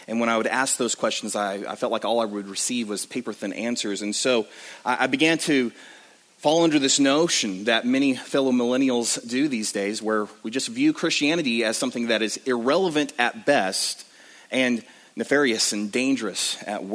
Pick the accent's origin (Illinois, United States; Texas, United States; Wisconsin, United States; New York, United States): Texas, United States; West; I grew up in the Bible Belt of West Texas